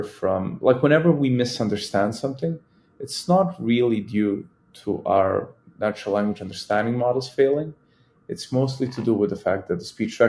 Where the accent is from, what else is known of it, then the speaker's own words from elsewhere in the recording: Serbia; I am a Serbian man